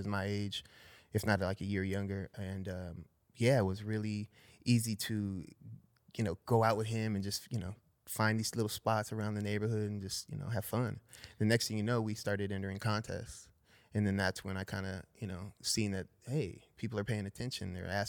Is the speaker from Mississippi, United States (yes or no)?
no; San Fernando Valley, California, United States; San Fernando Valley, born and raised.